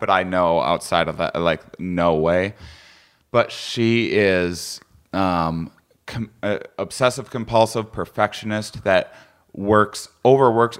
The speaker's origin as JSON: {"language": "English", "region": "Wisconsin", "country": "United States", "said": "I'm from Wisconsin, so I'm used to bland food myself."}